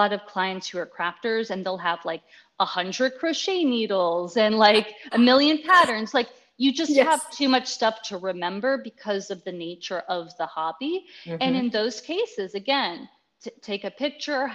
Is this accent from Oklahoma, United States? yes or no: no; Washington, District of Columbia, United States; now in Texas, United States; I'm from Washington, D.C. originally